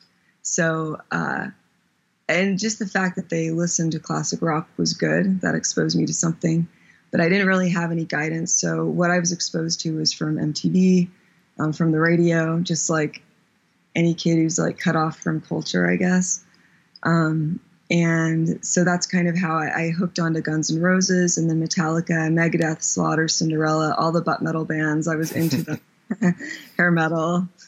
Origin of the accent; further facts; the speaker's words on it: Ohio, United States; born there; also born or lived in Germany / Virginia / Texas; So middle school was in Texas, and those were probably the worst years of my life. And then before that was Virginia. Before that was Germany for 8 years, 7 or 8 years. I was born in Ohio.